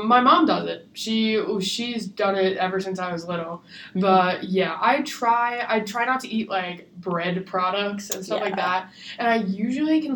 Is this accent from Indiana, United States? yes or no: no; New Jersey, United States; moved away as an adult; I come from New Jersey